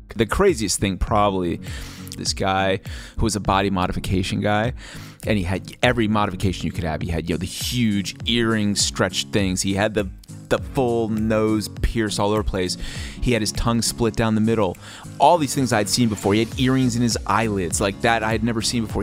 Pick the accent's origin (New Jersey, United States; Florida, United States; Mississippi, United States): New Jersey, United States; I'm from New Jersey